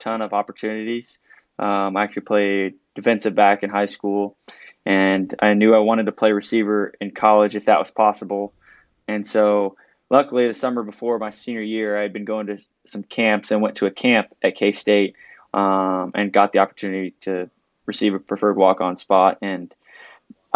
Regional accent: Houston, Texas, United States; moved away as an adult; now in Manhattan, Kansas, United States; I grew up in Houston, Texas

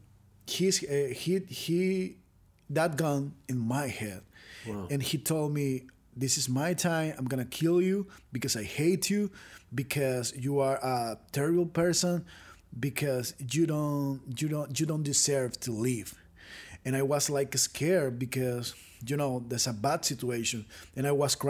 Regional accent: Venezuela; I grew up in Venezuela with a little and beautiful family

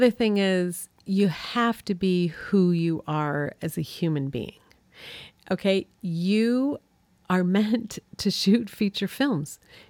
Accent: New York, United States; where we grew up on Cayuga Lake in upstate New York, you know, we wanted them to understand how we grew up and to see our town

